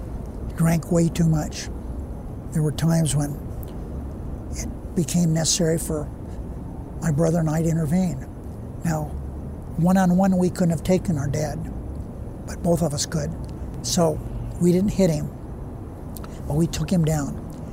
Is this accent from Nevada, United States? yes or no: yes; Searchlight, Nevada, United States; I came over from Searchlight dressed different than the other kids. My hair wasn't the same.